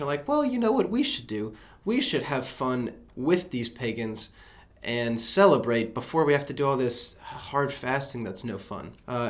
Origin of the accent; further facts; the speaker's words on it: Birmingham, Alabama, United States; My dad's from New Orleans, but I grew up in Birmingham.